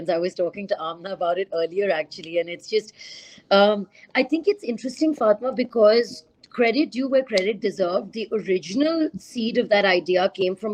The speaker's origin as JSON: {"language": "English", "town": "Karachi", "region": "Sindh", "country": "Pakistan", "tie": "born or raised there", "said": "growing up in Karachi, there's always this threat about, you know, an India-Pakistan border breakout."}